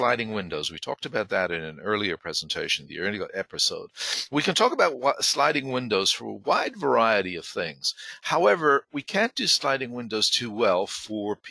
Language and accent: English; Ireland; moved away; I was not born there, but I was raised there, and I'm an Irish citizen